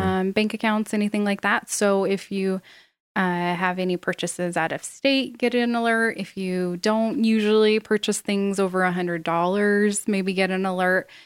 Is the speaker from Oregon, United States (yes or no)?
no; South Jordan, Utah, United States; I grew up in South Jordan, Utah. Pretty basic Utah.